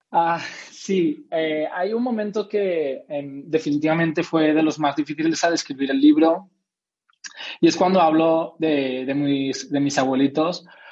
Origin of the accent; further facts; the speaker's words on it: Spain; soy español